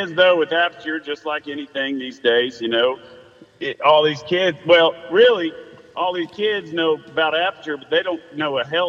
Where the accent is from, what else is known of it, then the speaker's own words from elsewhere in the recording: Savannah, Georgia, United States; also born or lived in Charleston; Man, I was born and raised down here in Savannah, Georgia.